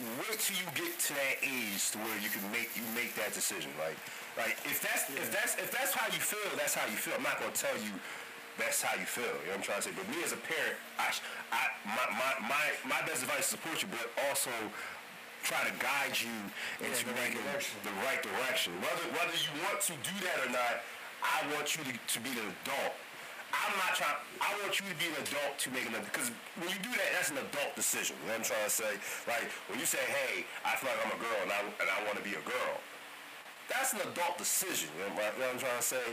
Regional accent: United States; I'm American. I mean, there's this, that has family from Jamaica

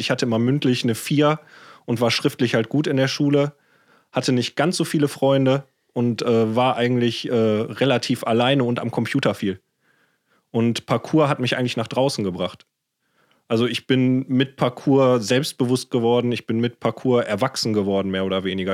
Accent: Ruhr area, North Rhine-Westphalia, Germany; ich bin im Ruhrport aufgewachsen

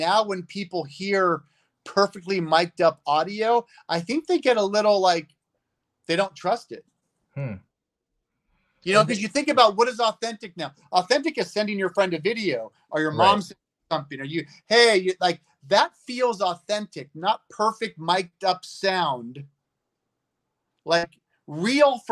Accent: United States; I'm an American growing up in America

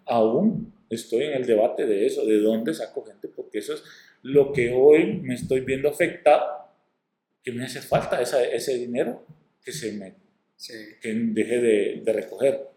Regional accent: Corquín, Copán, Honduras; moved away; also born or lived in northern Honduras; soy de Corquín, pero que he pasado mi mayor tiempo allá en la zona norte, y, estudiando y todo

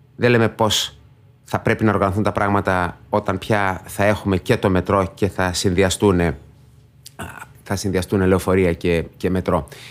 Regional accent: Thessaloniki, Central Macedonia, Greece; moved away as an adult; also born or lived in Belgium; Γεννήθηκα στη Θεσσαλονίκη, μεγάλωσα στο κέντρο

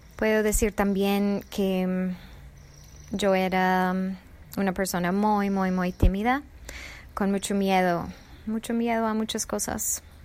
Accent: United States; Spanish is a second language; moved away; also born or lived in Colombia; soy originalmente de Estados Unidos

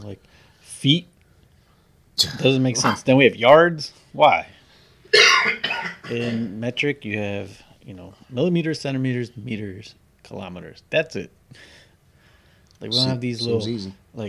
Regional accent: United States; we're American.

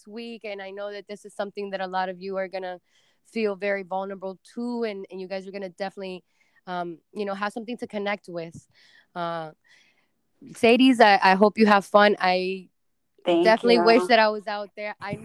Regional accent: Cuba; moved away; I was born in Cuba and came here

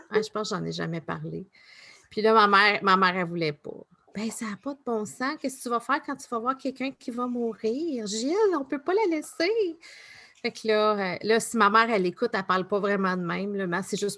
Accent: Newfoundland and Labrador, Canada; born there; Plus je suis neuf, parce que je suis née à Terre-Neuve.

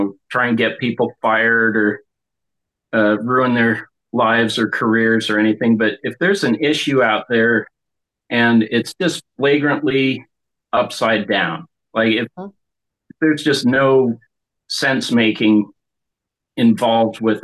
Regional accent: Seattle, Washington, United States; also born or lived in East Coast / Haiti / Florida; now in Bellingham, United States; came out here when I was about 4 and kind of hopped around in the Seattle metro area, in the suburbs and the city itself

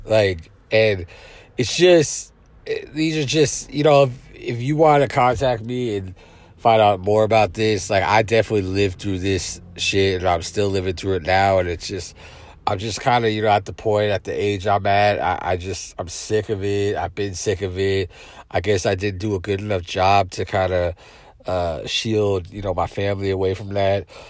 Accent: South San Francisco, California, United States; my hometown, South City

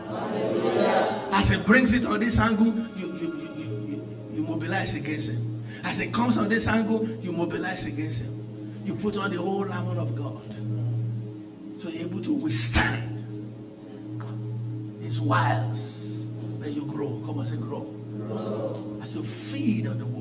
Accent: Nigeria; moved away as an adult; where I came from Nigeria

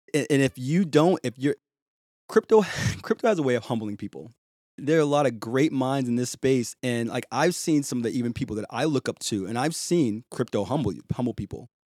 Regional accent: Boston, Massachusetts, United States; with a A H at the end instead of E R, 'cause I'm from Boston

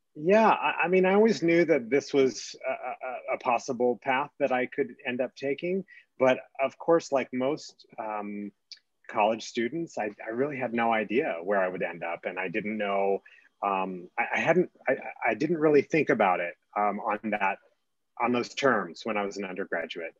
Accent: California, United States; now in Colorado, United States; I grew up in California

